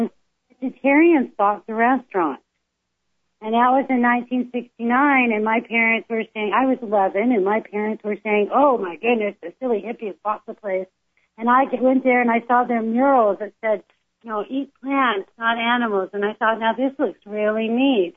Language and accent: English; California, United States; also born or lived in Lakewood, Ohio; I was born in Lakewood, Ohio, but we moved to California when I was about three years old